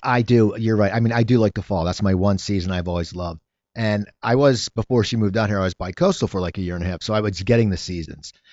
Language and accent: English; New Jersey, United States; now in Los Angeles, United States; I grew up in, in New Jersey